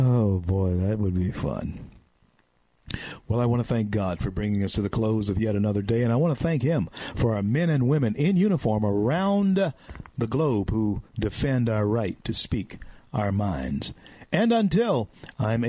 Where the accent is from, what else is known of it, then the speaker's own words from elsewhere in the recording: Louisiana, United States; the great state of Louisiana, my home state